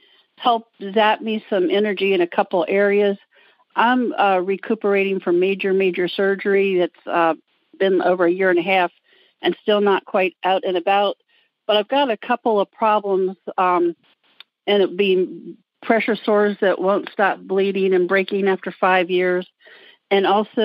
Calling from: Maryland, United States; I'm calling from the Washington, D.C. commuting area, part of Maryland.

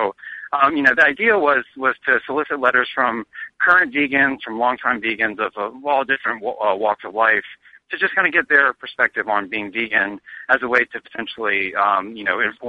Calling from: Chapel Hill, North Carolina, United States; I'm calling in from Chapel Hill, North Carolina, which is where I live.

